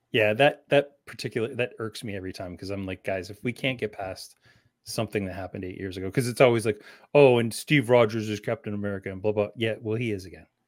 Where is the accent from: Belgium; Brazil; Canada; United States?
Canada; also born or lived in London, Ontario; as Canadian as they get.